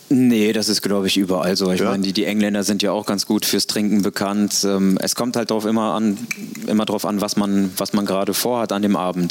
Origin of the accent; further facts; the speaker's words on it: Cologne, North Rhine-Westphalia, Germany; now in Hamburg, Germany; ich bin Kölner